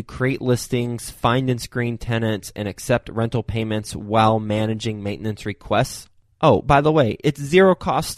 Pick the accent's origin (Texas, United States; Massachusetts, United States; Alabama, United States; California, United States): Texas, United States; Fort Worth; I'm from Fort Worth.